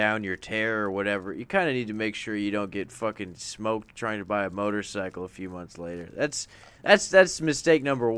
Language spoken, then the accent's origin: English; Chicago, Illinois, United States; I'm from Hyde Park. Okay, I'm a Chicago guy like you.